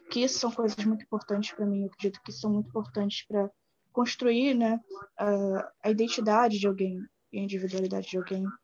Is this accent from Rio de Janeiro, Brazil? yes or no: yes; Baixada Fluminense, Rio de Janeiro, Brazil; eu tenho 22 anos, hum. sou da Baixada Fluminense